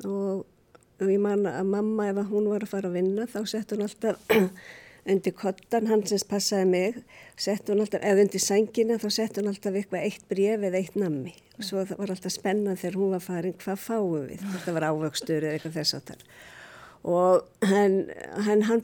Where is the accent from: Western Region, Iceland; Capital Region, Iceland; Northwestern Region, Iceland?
Capital Region, Iceland; Reykjavík; also born or lived in London; Ég er alveg upp í Reykjavík, Reykjavík Í hvað hverfi? Ég var í Vóakverfi, svo var ég í Skipholtinu